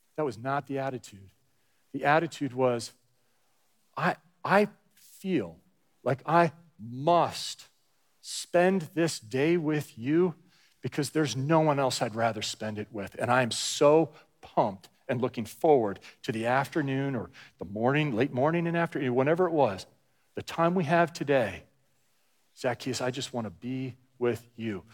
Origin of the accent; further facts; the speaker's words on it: New Jersey, United States; moved away as an adult; I grew up in New Jersey from fourth grade through high school